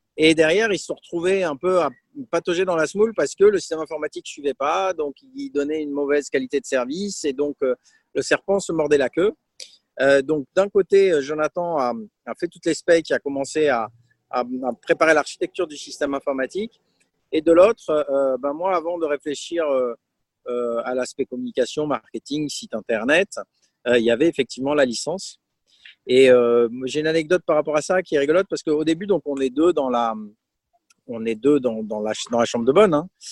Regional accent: Aix-en-Provence, Provence-Alpes-Côte d'Azur, France; moved away as an adult; also born or lived in Brest / Poland / Italy / Burgundy; je suis originaire d'Aix-en-Provence

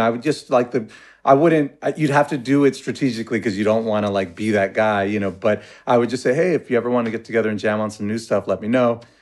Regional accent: Los Angeles, California, United States; I was from Pacoima

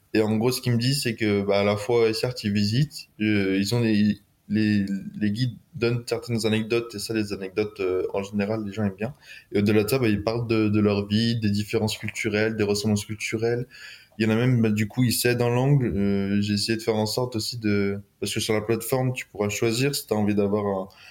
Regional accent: near Lyon, Auvergne-Rhône-Alpes, France; also born or lived in Grenoble; je viens de proche de Lyon à peu près. J'habite entre saint étienne et Lyon.

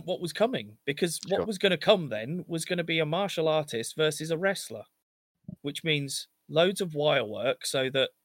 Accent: England, United Kingdom; We're English

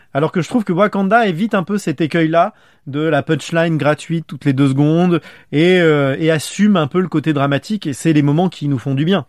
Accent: France; accent: French accent (in English); j'assume d'avoir un accent français

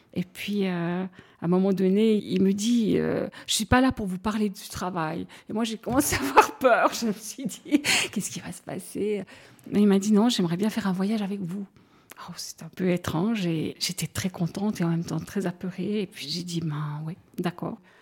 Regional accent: Broye, Vaud, Switzerland; now in Fribourg, Switzerland; j'habite à Fribourg, mais je suis euh, vaudoise en réalité, je viens de la Broye

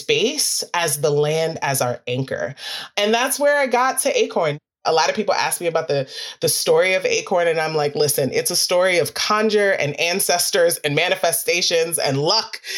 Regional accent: New York City, New York, United States; I'm actually a city kid. I'm from Queens, New York.

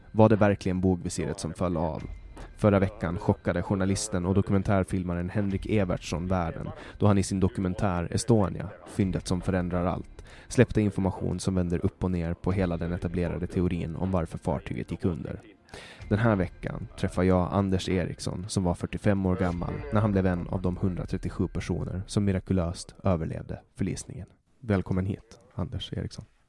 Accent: Mariehamn, Åland Islands; min hemstad Mariehamn

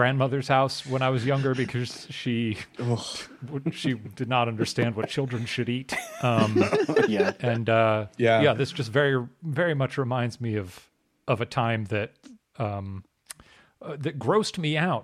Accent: Illinois, United States; I'm from Illinois.

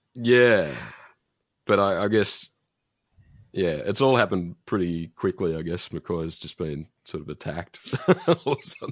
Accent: Australia; an Australian

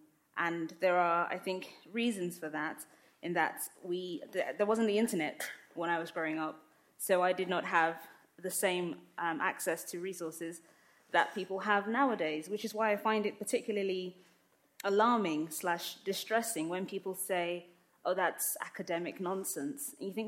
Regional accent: London, United Kingdom; also born or lived in Lagos, Nigeria; I grew up in London and in Lagos, in Nigeria. My family is Muslim. I'm clearly a black woman. I'm clearly of African descent.

